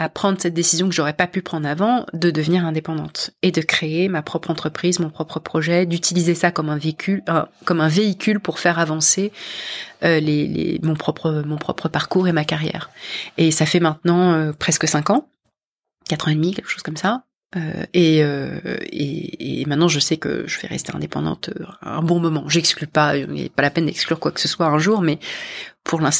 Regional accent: Paris, Île-de-France, France; moved away as an adult; now in London, United Kingdom; c'est comme ça que je suis partie de France, de Paris et de France et j'ai rejoint une entreprise américaine de la tech à Londres.

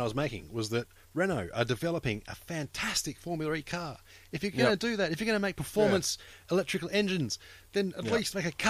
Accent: Australia; I'm Australian

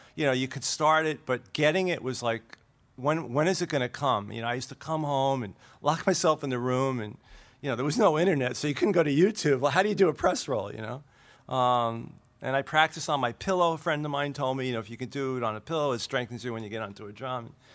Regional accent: Brooklyn, New York, United States; I'm from Brooklyn

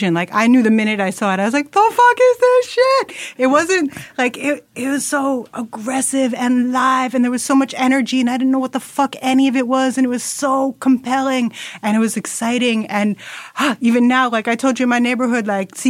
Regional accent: New York, United States; as a New Yorker

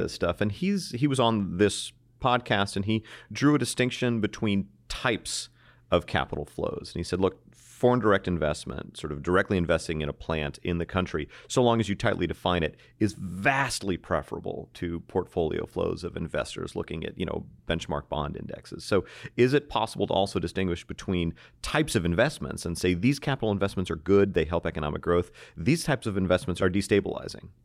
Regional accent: United States; as an American

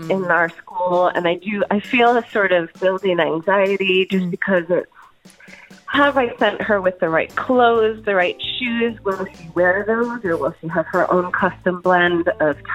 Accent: Pennsylvania, United States; So I grew up in Pennsylvania for the most part.

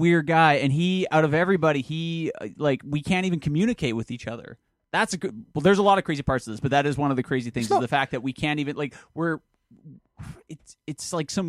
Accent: London, United Kingdom; hello, I'm from London.

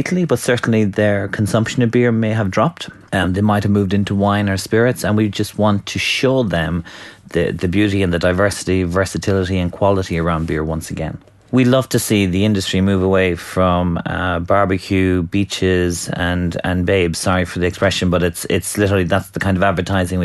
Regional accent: Ireland; now in United Kingdom; as an Irish person

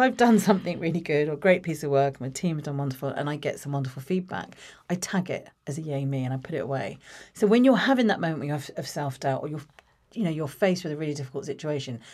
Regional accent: Watford, East of England, United Kingdom; I grew up in Watford, uh, born in Watford

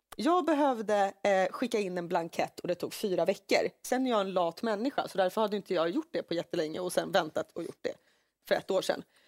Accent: Finland; now in Sweden; när jag säger Finland

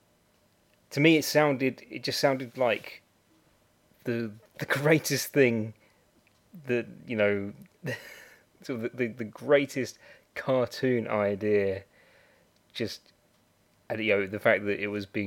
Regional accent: United Kingdom; I'm a Brit

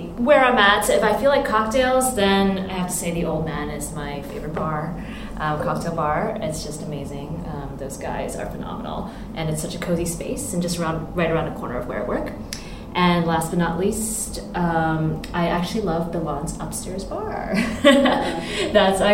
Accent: California, United States; moved away as an adult; now in Hong Kong; Well, my family's from here. I was born in California, but I've lived here pretty much after I graduated from college in California.

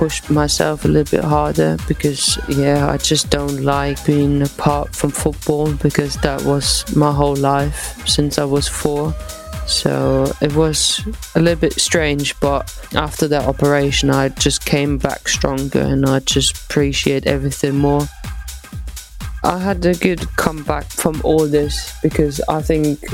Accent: Eislingen, Baden-Württemberg, Germany; moved away as an adult; now in England; So I started with the boys, obviously in my home town in Eislingen.

